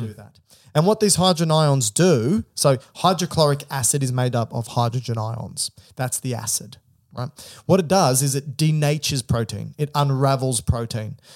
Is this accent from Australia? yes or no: yes; Australia; I'm Australian.